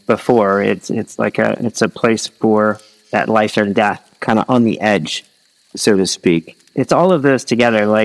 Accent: Midwest, United States; moved away as an adult; also born or lived in Philippines; I lived in the Philippines for several years and I grew up in the Midwest

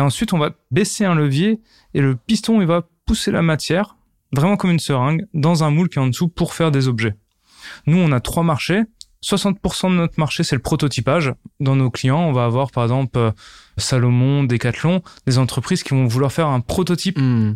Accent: Nancy, Grand Est, France; Je suis originaire de Nancy et plus particulièrement du petit village qui s'appelle Bouxerodam à côté de Nancy

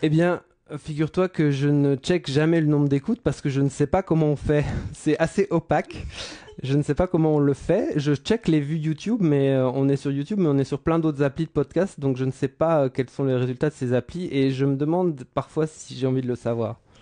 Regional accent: France; now in Brussels, Belgium; J'habite Bruxelles. Je ne suis ah pas bruxellois. Enfin bon, si je suis bruxellois. Je suis français

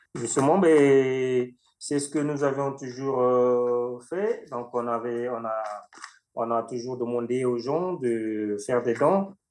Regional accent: Makabana, Niari, Republic of the Congo; now in France; il m'a vu grandir à Macabana, ma ville natale

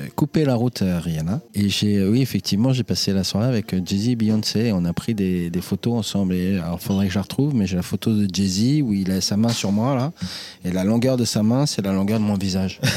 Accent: Senlis, Hauts-de-France, France; accent: French; Je suis né à Senlis, dans l'Oise, le 3 avril 1979.

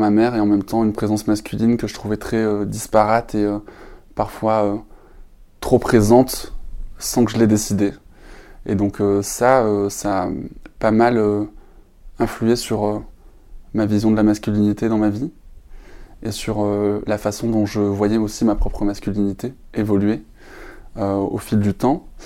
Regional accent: Perpignan, Occitania, France; born there; je suis né à Perpignan, dans le sud de la France. J'ai, si on m'entend parler sans accent, c'est normal, je crois que je l'ai perdu en route.

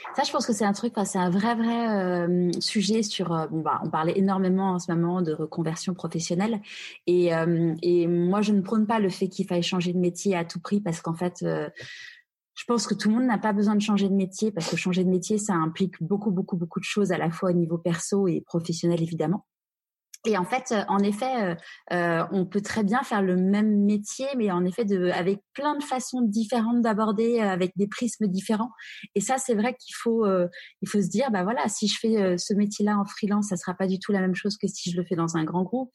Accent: Paris, Île-de-France, France; j'ai grandi à Paris

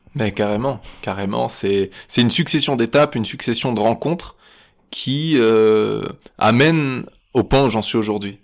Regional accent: Nice, Provence-Alpes-Côte d'Azur, France; vers le port par là c'est là où j'ai grandi

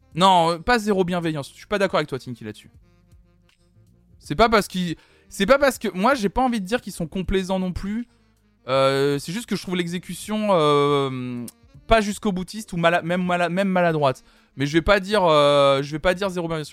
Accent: Toulouse, Occitania, France; je suis toulousaine

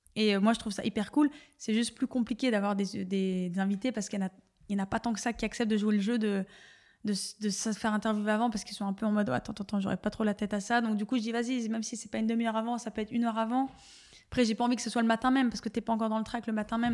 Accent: Dunkirk, Hauts-de-France, France; moved away; je viens euh, de Dunkerque euh, dans un milieu plutôt euh, populaire

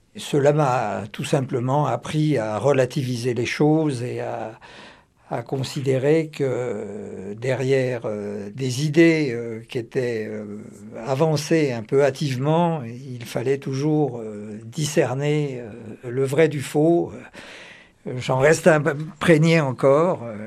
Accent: Auvergne-Rhône-Alpes, France; je suis auvergnat

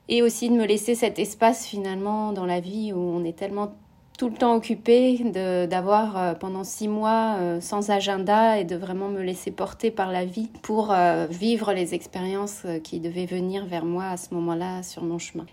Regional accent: France; moved away as an adult; also born or lived in United States; je suis rentrée en France, c'était vraiment, voilà, je, suis rentrée à la source dans ma ville natale

